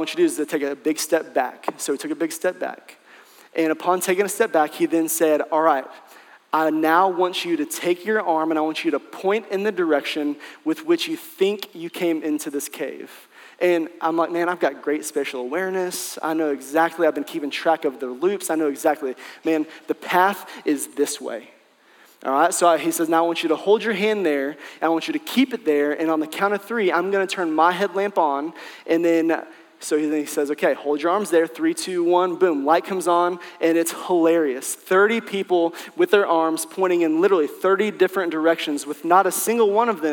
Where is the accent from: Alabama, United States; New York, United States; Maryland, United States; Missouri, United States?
Missouri, United States; Branson; I grew up in Branson, Missouri. So that's southwest Missouri, and it's right next to northwest Arkansas